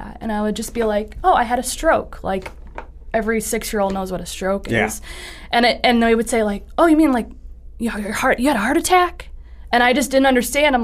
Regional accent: Toledo, Ohio, United States; I was born in Toledo, Ohio, and I was born at Mercy Hospital. I grew up in the Old West End

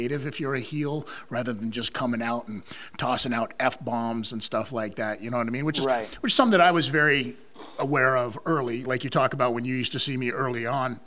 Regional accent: Las Vegas, Nevada, United States; moved away; also born or lived in Canada; I growing up in Las Vegas, Nevada

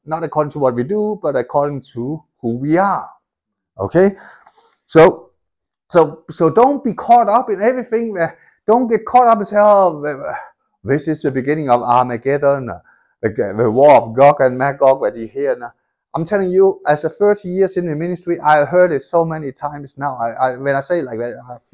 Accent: Denmark; moved away; I grew up in Denmark

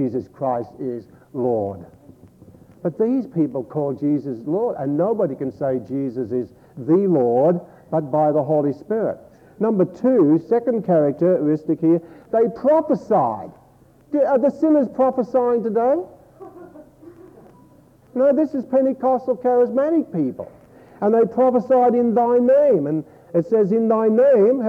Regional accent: Australia

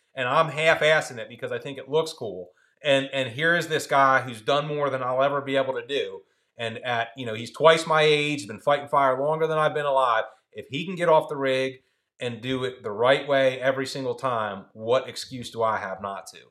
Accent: Philadelphia, Pennsylvania, United States; now in Salisbury, United States; I grew up in Philly

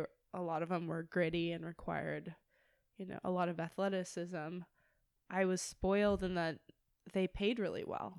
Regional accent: Manhattan Beach, California, United States; I grew up in Manhattan Beach

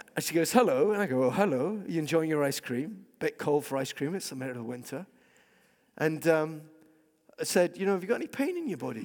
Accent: Scotland, United Kingdom; I'm a Scot

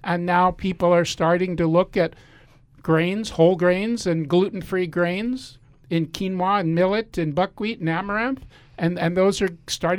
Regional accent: Washington, District of Columbia, United States; moved away as an adult; now in Penngrove, United States; started Bowman 67 years ago. That's when I was born. So I think we got to give credit to mom and dad. And I grew up in Washington, D.C., which was a multicultural area with food from everywhere.

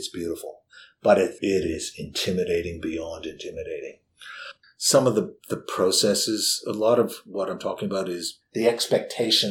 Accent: Canada; moved away as an adult; now in Victoria, Australia; my home country of Canada

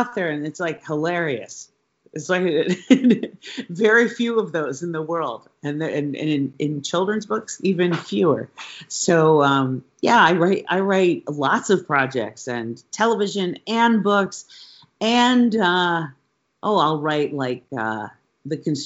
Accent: New York, United States; moved away as an adult; also born or lived in Philadelphia; now in California, United States; I moved to New York and went to high school in New York

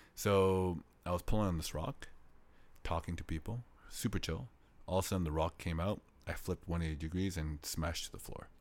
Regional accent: Canada; moved away as an adult; now in South Korea; I'm from Canada.

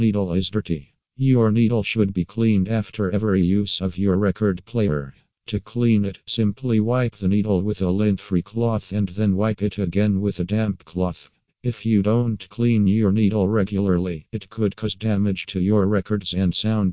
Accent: Ukraine; from Ukraine.

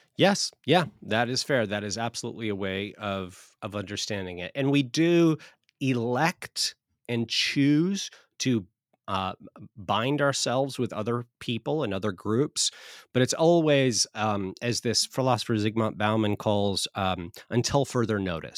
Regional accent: Southern California, United States; moved away as an adult; now in Oklahoma, United States; I'm from Southern California. The first 22, 23 years of my life, I lived there

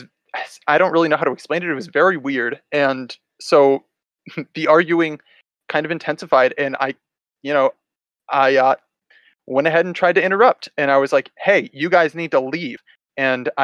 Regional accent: Dixon, Illinois, United States; moved away as an adult; back home, back to my hometown here in Dixon, Illinois

